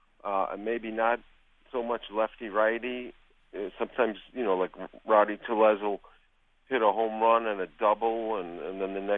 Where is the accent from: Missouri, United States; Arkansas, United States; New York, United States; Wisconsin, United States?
New York, United States; I hate to keep saying Billy Martin because I grew up in New York